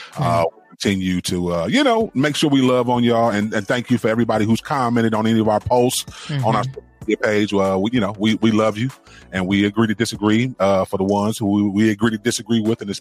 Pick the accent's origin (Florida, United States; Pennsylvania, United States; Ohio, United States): Ohio, United States; Cleveland; I'm born and raised Cleveland, Ohio